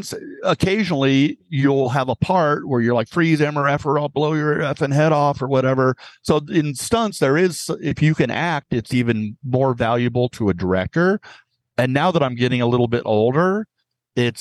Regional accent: San Diego, California, United States; I was born in Sharp Hospital in San Diego

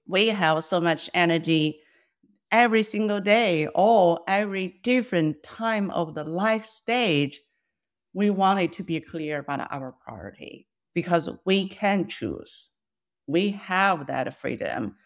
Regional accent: China; first language Mandarin; English is a second language; moved away as an adult; now in United States; I was born and raised in China

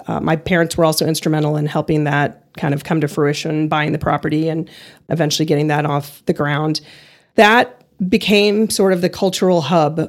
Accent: Ohio, United States; moved away; also born or lived in Texas / Cleveland, Ohio; I was born in Ohio, went to UT for a year in Austin, went to SMU for two years

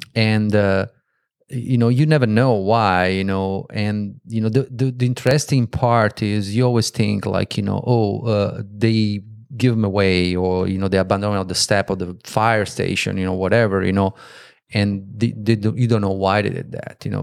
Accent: Italy; moved away; I'm from Italy

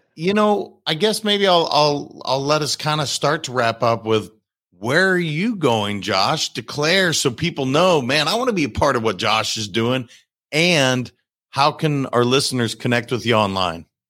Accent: Montana, United States; I'm from Montana

